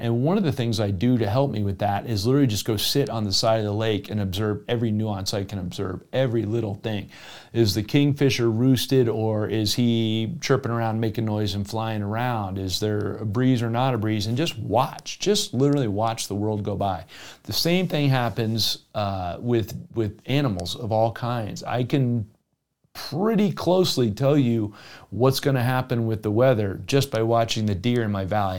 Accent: South Florida, United States; moved away; I grew up in South Florida.

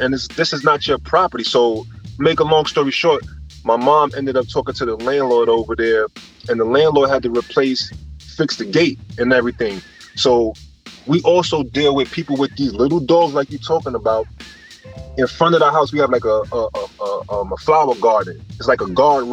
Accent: New York City, New York, United States; I'm from Lafayette, Lewis, and Marcus Garvey

